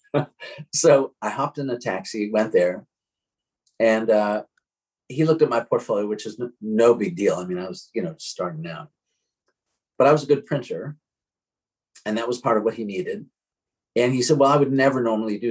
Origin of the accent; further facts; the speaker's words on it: Chicago, Illinois, United States; moved away as an adult; also born or lived in New York City, United States; now in Syracuse, United States; I grew up actually in Chicago